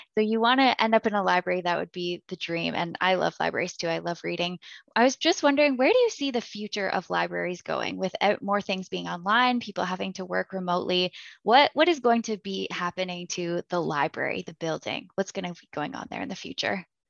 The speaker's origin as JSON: {"language": "English", "country": "Canada", "said": "I'm Canadian"}